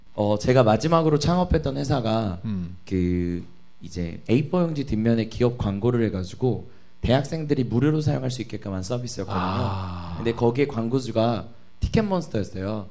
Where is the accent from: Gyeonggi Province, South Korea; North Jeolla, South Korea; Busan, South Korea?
Gyeonggi Province, South Korea; Anyang; 제가 안양 출신이니까